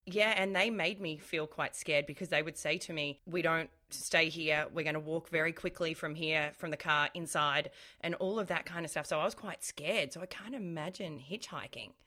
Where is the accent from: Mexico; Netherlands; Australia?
Australia; Melbourne, Victoria; I'm from Melbourne